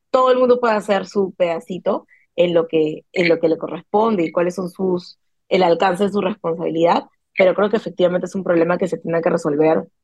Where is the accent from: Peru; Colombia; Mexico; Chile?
Peru; hemos pensado que todos somos peruanos